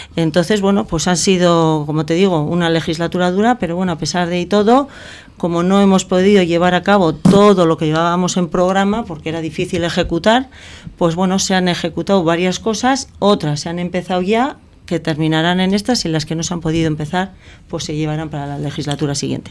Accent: Sestao, Basque Country, Spain; soy nacida hace 53 años en Chavarri, en Sestao, donde prácticamente pues hice toda mi juventud

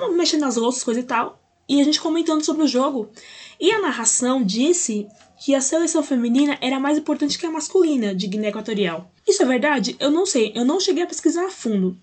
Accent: Brazil; para mim que sou brasileira

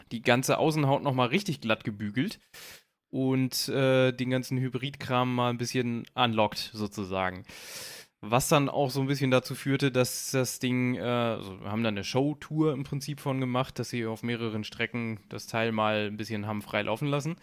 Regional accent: Braunschweig, Lower Saxony, Germany; ich komme aus Braunschweig

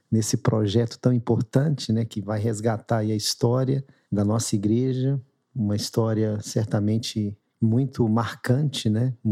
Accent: Minas Gerais, Brazil; now in São Paulo, Brazil; a gente chegou aqui, né? Foi primeiro um pouco assustador, porque a gente veio de Minas, a família toda

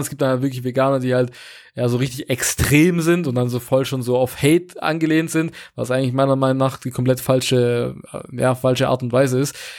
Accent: Portugal; moved away; Ich komme ursprünglich aus Portugal

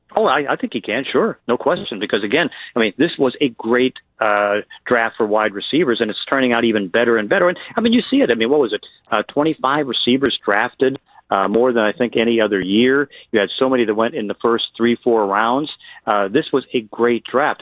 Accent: Pittsburgh, Pennsylvania, United States; growing up in Pittsburgh

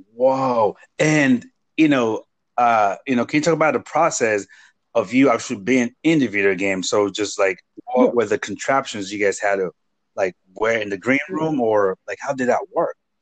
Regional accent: Nigeria; first language Igbo; English is a second language; moved away; coming from Nigeria and having to speak Igbo, which is my native language, and then English

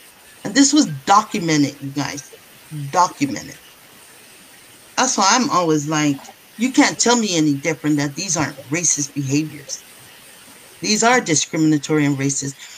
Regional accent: San Francisco, California, United States; also born or lived in Samoa (ancestry); now in Washington, United States; I was born in San Francisco

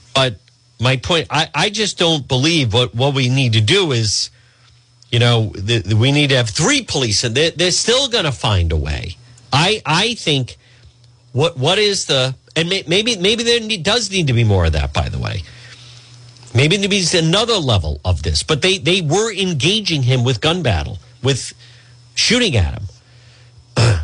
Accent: Edgewood, Rhode Island, United States; I grew up in Edgewood

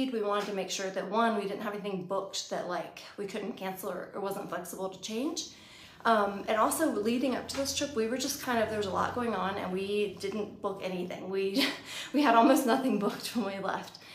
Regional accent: Virginia, United States; We're from Virginia

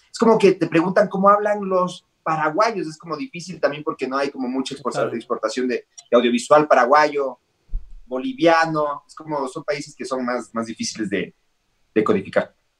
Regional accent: Ecuador; yo cuando era chiquito vivía en la avenida del Inca, en Ecuador

